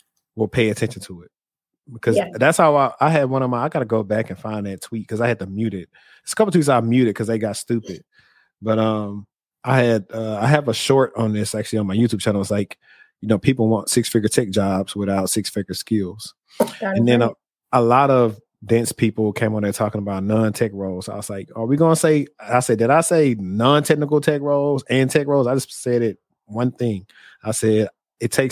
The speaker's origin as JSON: {"language": "English", "region": "the South", "country": "United States", "said": "I'm from the South. And we weren't exposed to that."}